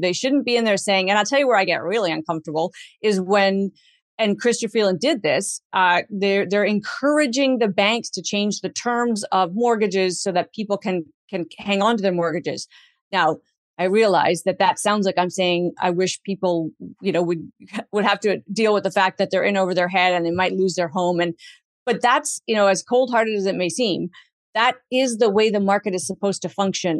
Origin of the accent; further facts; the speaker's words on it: Canada; as a Canadian